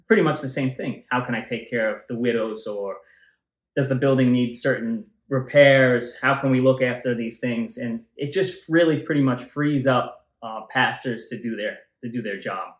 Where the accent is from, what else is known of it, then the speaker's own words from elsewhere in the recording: New York City, New York, United States; I grew up in Tottenville, the, the southern end here, yeah. Staten Island, and for a long time